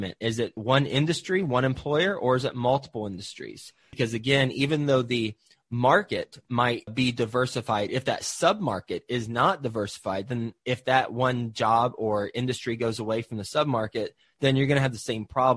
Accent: Fort Worth, Texas, United States; also born or lived in Flint, Michigan / Houston, Texas; I was born in Flint, Michigan, but my family moved from Flint, Michigan to Houston, actually. And then we moved to Fort Worth, Texas, where I grew up for most of my life.

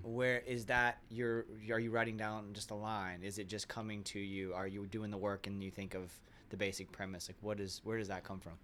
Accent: Ocala, Florida, United States; I grew up in Ocala, kind of middle class upbringing in Ocala

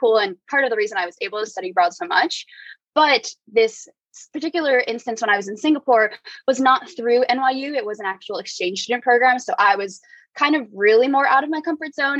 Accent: New Jersey, United States; moved away as an adult; also born or lived in New York City; now in San Francisco, United States; I'm currently in San Francisco, but I'm born and raised in New Jersey, spent most of my past few years in New York City

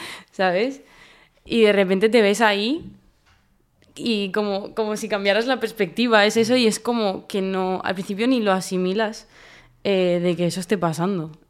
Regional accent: El Prat de Llobregat, Catalonia, Spain; Sí, yo soy de aquí de toda

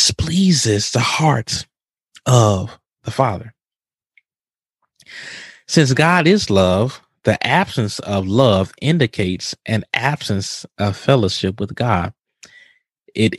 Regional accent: Mississippi, United States; now in Houston, United States; I'm from Mississippi

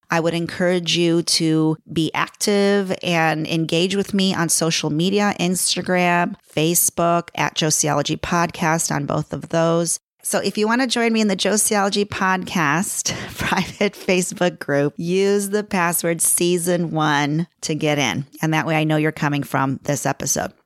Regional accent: Chicago, Illinois, United States; accent: Chicago; moved away as an adult; now in Los Angeles, United States; My accent is, is a Chicago accent. I was born and raised in Chicago.

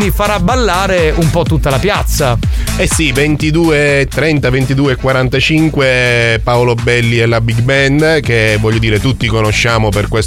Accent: Augusta, Sicily, Italy; born there; Adesso eh, sono nato eh, ad Augusta.

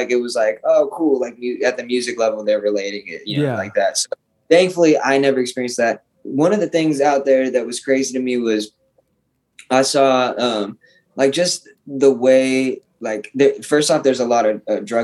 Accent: Arizona, United States; I'm from Arizona

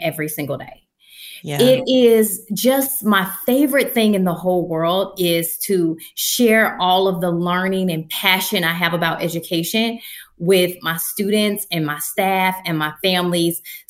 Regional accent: Atlanta, Georgia, United States; moved away as an adult; also born or lived in Delaware; at home where I was born and raised

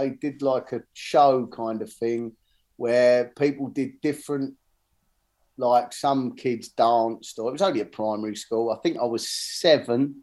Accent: Bexleyheath, London, United Kingdom; I grew up in Barnhurst in Bexley Heath, and so it was, you know, the other side of London

